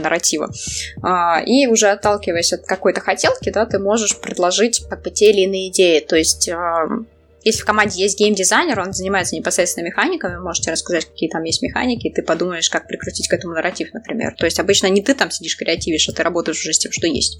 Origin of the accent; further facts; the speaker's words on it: Saint Petersburg, Russia; я из Питера